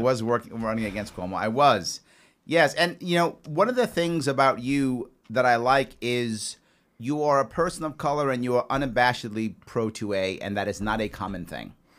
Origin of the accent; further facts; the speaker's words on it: New York City, New York, United States; I grew up in the South Bronx.